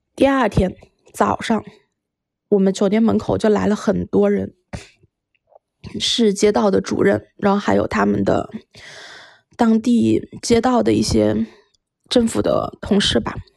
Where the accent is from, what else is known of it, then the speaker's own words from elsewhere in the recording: Wuhan, Hubei, China; 我们来自武汉